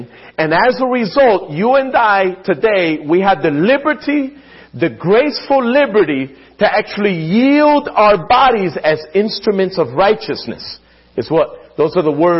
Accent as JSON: {"language": "English", "town": "Philadelphia", "region": "Pennsylvania", "country": "United States", "tie": "born or raised there", "said": "growing up in Philadelphia, my mom would often talk about the Scriptures."}